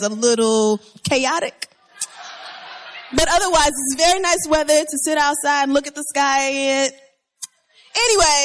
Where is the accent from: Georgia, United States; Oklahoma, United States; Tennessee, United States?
Oklahoma, United States; now in New York, United States; But in Oklahoma, we do, and we like it, and I miss it